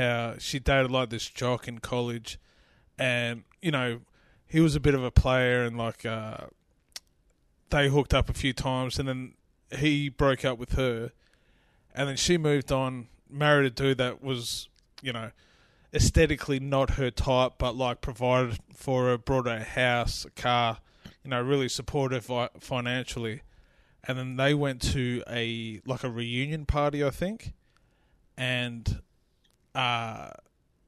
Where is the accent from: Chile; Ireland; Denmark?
Ireland; I'm Irish